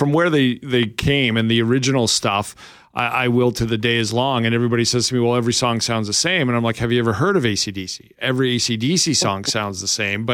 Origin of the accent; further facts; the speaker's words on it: Southern Alberta, Canada; now in Winnipeg, Canada; I am from Southern Alberta